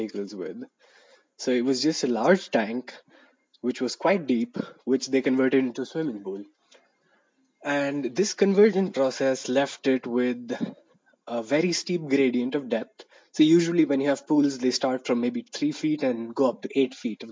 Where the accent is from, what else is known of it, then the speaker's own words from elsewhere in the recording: Madurai, Tamil Nadu, India; from my hometown in Madurai